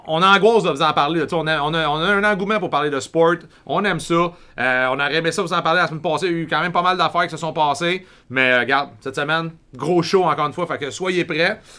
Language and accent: French; Quebec, Canada; en tant que Québécois